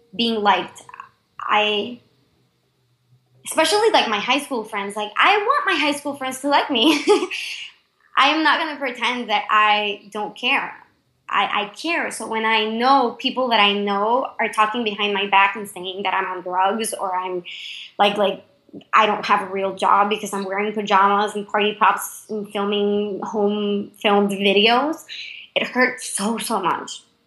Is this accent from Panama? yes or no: yes; Panama; English is a second language